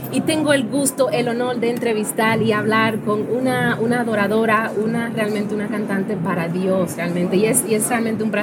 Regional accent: Dominican Republic; born there; Yo me enteré que, que Expoli venía para República Dominicana, mi país natal

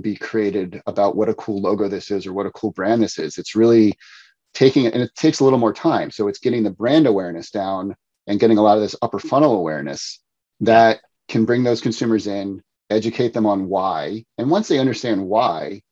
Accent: outside Philadelphia, Pennsylvania, United States; moved away; also born or lived in New Jersey; I grew up outside Philadelphia.

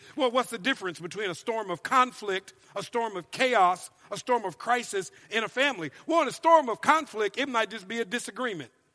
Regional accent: Minnesota, United States; moved away as an adult; also born or lived in Louisiana; now in California, United States; I've lived in California now for 13 years, but I'm originally from Minnesota

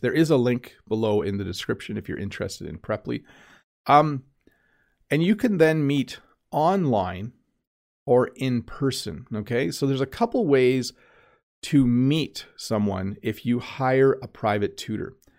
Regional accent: Canada; I'm Canadian

